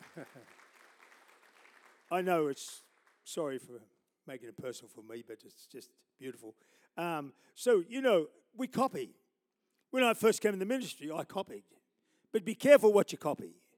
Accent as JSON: {"language": "English", "country": "Australia", "said": "I'm an Australian"}